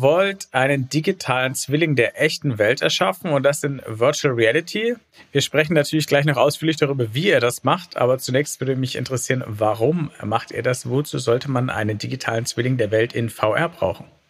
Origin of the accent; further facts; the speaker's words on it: Franconia, Bavaria, Germany; Ich komme aus Franken